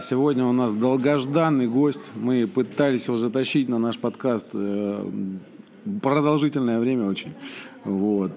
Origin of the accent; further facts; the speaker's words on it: Moscow, Russia; я москвич